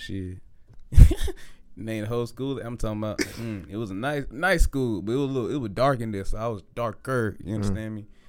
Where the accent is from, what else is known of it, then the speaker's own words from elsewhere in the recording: Decatur, United States; I was born in Decatur. I ain't gonna lie, I was born in Decatur.